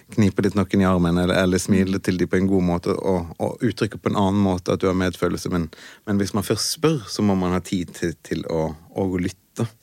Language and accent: Norwegian; Western Norway, Norway; er jo fra, fra Vestlandet